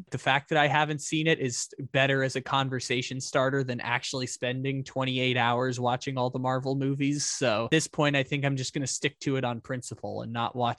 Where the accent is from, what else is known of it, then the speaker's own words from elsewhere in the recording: San Diego, California, United States; I grew up in San Diego, man. The street corners are paved with taco shops.